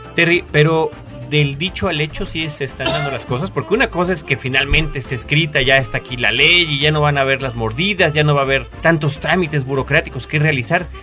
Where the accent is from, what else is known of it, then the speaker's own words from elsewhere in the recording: Mexico; como mexicanos